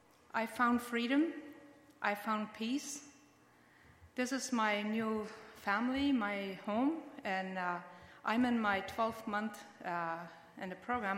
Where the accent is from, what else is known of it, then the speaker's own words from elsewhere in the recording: Mexico; now in Canada; I was born and raised in Mexico